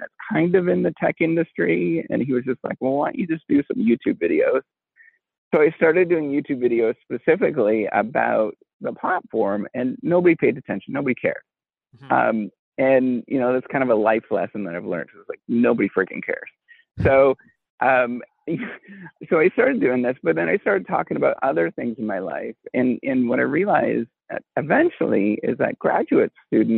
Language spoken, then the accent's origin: English; Northern Ontario, Canada; first language English; I grew up in Northern Ontario in a little tiny town